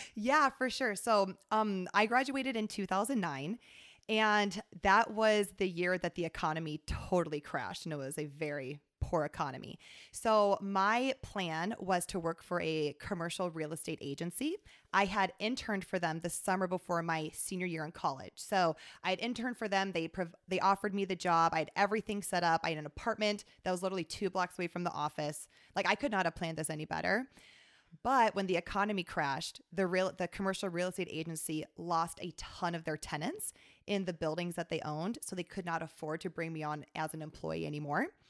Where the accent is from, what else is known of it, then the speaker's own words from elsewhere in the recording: Sioux Falls, South Dakota, United States; moved away as an adult; also born or lived in Atlanta; I was from Sioux Falls.